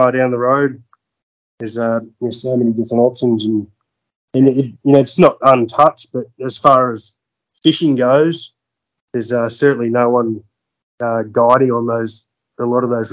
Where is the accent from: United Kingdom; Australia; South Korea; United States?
Australia; Gordonvale, Queensland; also born or lived in Darwin; I grew up in Gordonville. I was actually born in Darwin.